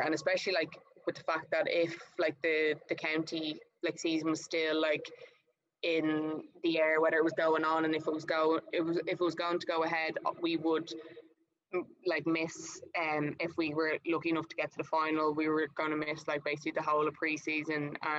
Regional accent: Queensland, Australia; now in Melbourne, Australia; because I'm from Queensland to Victoria, like it's all a bit mental

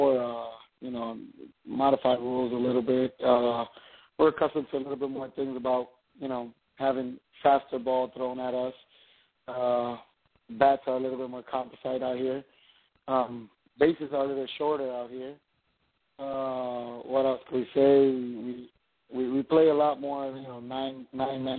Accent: Puerto Rico; I'm from Puerto Rico.

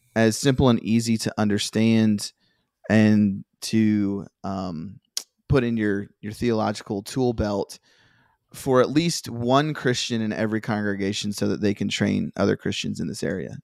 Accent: Virginia, United States; I grew up in Virginia

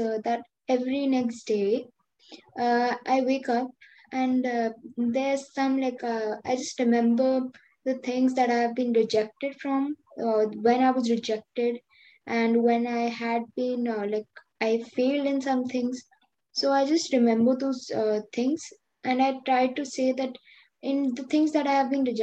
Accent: Delhi, India; I'm from India, Delhi

